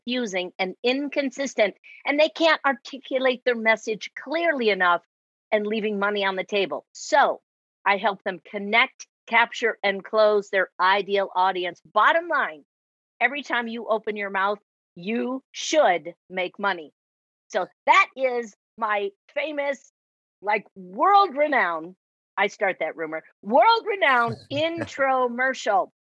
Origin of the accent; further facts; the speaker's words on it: Chicago, Illinois, United States; accent: Chicago; now in Arizona, United States; I am in Arizona, but I'm originally from Chicago